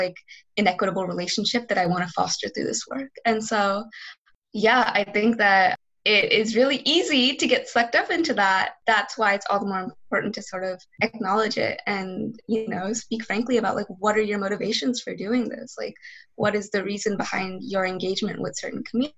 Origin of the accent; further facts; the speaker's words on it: Charlotte, North Carolina, United States; I grew up in South Charlotte